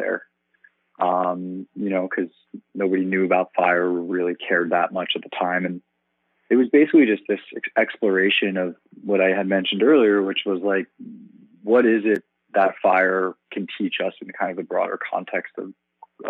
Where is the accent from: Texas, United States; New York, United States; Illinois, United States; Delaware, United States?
New York, United States; I'm from New York